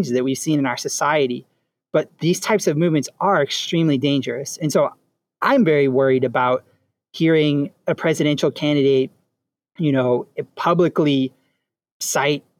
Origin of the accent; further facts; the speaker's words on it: Louisiana, United States; I'm from Louisiana